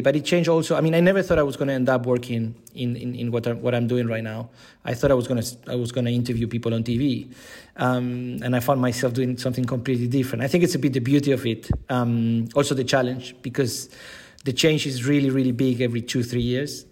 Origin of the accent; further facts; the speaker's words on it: Buenos Aires, Argentina; moved away as an adult; now in Switzerland; I'm originally from Argentina, Buenos Aires.